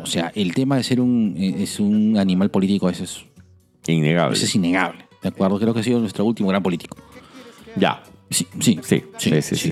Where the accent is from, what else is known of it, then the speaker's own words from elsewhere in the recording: Lima, Peru; como limeñitos